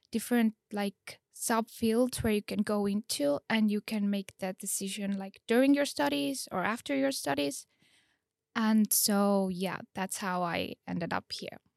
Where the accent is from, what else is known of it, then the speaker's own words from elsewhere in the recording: Estonia; Uh, I'm from Estonia and uh, I am a second year master student at uh, the digital health uh, program. I did my bachelor's in Estonia in uh, nursing and uh, midwifery.